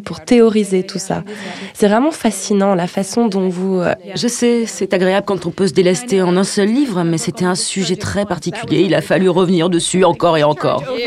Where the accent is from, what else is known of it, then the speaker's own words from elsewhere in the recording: San Francisco, California, United States; j'ai grandi à San uh, Francisco